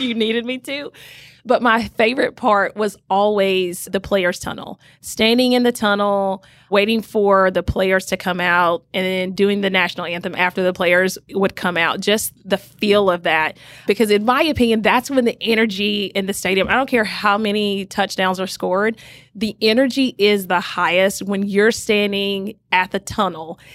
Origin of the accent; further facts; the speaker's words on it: Rome, Georgia, United States; I grew up in a small little town called Rome, Georgia, which is in Northwest Georgia